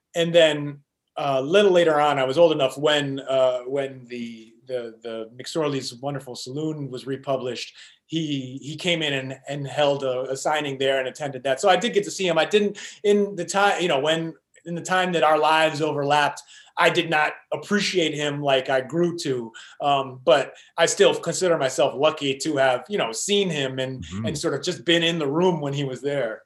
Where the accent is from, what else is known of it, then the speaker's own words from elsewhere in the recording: New York City, New York, United States; moved away; most of the people I grew up with in New York, the kids I went to school